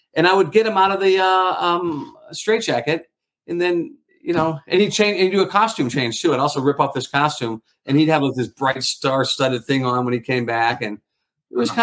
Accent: St. Louis, Missouri, United States; I grew up in St. Louis, Missouri.

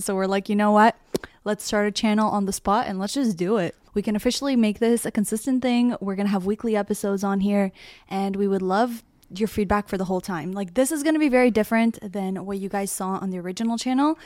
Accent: Toronto, Ontario, Canada; I'm from Toronto, Canada

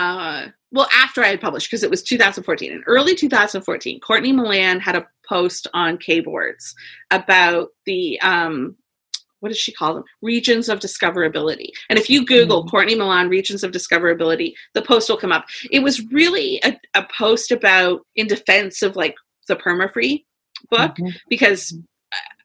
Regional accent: London, Ontario, Canada; I'm from London, Ontario, Canada

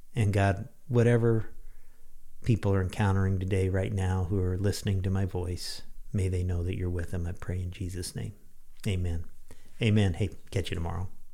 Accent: Lincoln, Illinois, United States; when I was in high school, President Gerald Ford made a brief stop at my hometown, Little Lincoln, Illinois

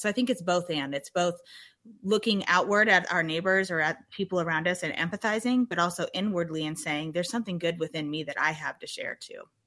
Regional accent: Germantown, Wisconsin, United States; moved away; I'm from Germantown, Wisconsin, which started when I was real young as a rural um, part of Wisconsin

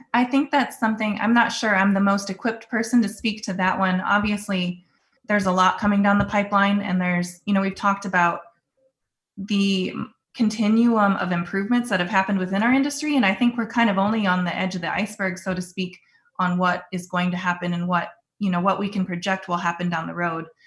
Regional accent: Sioux Center, Iowa, United States; also born or lived in Oklahoma; I grew up in Northwest Iowa in Sioux Center, and I grew up on a small family cow calf operation

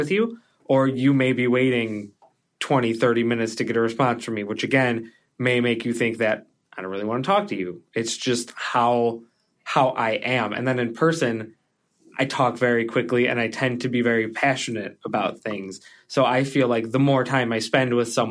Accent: Chicago, Illinois, United States; I grew up in Chicago

